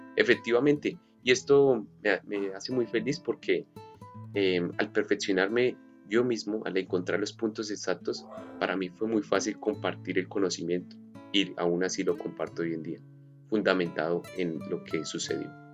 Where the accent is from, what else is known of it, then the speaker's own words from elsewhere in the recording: Colombia; now in Australia; soy colombiano, nacido en Colombia